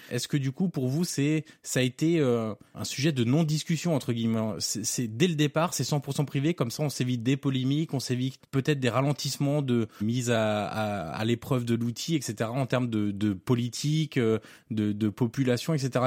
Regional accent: Auxerre, Bourgogne-Franche-Comté, France; je suis originaire d'Auxerre.

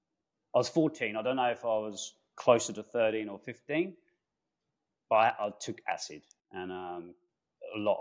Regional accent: London, United Kingdom; That was the UK, so England, northwest London.

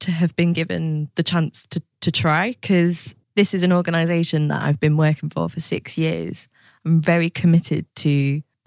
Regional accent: Lancashire, North West England, United Kingdom; now in East Kent, United Kingdom; I'm from the northwest, from Lancashire

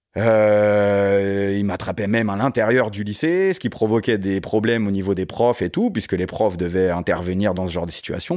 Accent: Guyancourt, Île-de-France, France; j'ai grandi dans les Yvelines, d'où la relation avec euh, coach euh, Joe dont on parlait tout à l'heure, une ville qui s'appelle Guyancourt

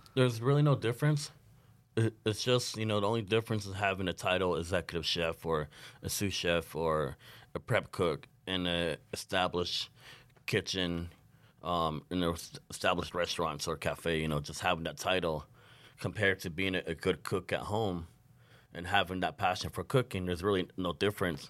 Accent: Arizona, United States; now in Saint Paul, United States; originally I'm from the Navajo Nation, from a small community called the Nahotsu, Arizona.

